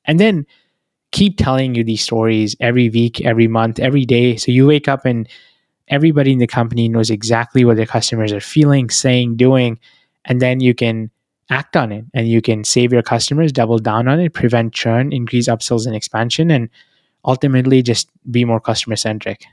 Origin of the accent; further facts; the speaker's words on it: New Delhi, Delhi, India; moved away as an adult; now in United States; I was born in New Delhi. That's where I come from.